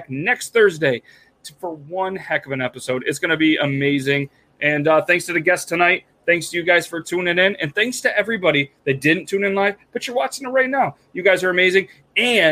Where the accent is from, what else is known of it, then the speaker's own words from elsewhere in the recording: New York, United States; We're all from New York.